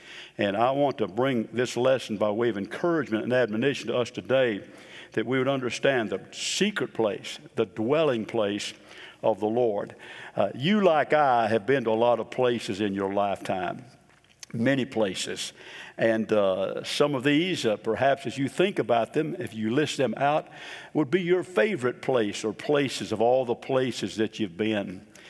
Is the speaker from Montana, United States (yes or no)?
no; Boca Raton, Florida, United States; also born or lived in Chicago / Memphis / New Orleans; I was born in Chicago, moved down to Memphis for about 9 months, then down to New Orleans for about a couple years, and then down to Boca Raton, Florida.